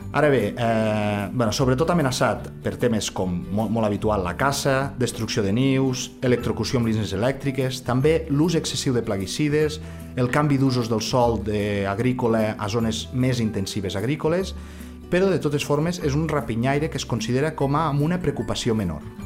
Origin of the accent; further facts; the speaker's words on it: Maials, Catalonia, Spain; jo eh, sóc de Maials i tinc just eh, la casa, la tinc al cantó del campanar